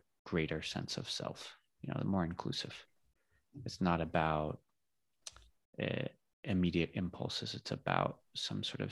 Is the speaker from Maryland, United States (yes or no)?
no; California, United States; now in Spain; I grew up in California.